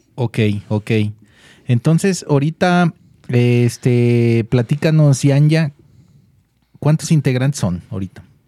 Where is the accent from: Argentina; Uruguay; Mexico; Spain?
Mexico; nosotros como mexicanos